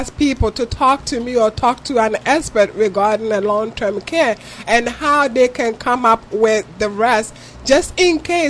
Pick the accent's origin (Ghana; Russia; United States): Ghana; moved away; If you can tell from my accent, I'm from Ghana